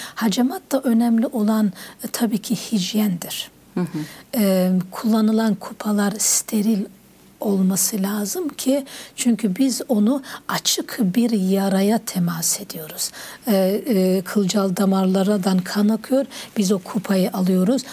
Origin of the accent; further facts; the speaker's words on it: Bayburt, Turkey; ben Bayburtluyum, Erzurum tarafı, Bayburt tarafı